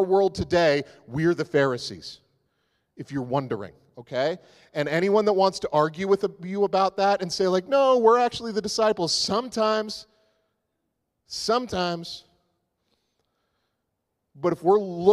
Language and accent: English; the Maritimes, Canada; I grew up in the Maritimes